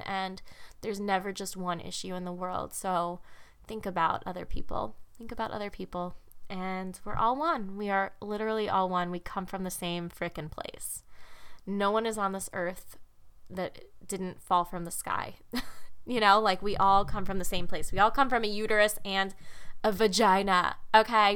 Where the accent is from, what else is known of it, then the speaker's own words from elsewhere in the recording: Chicago, Illinois, United States; I'm from the Midwest, if you didn't know that. Chicago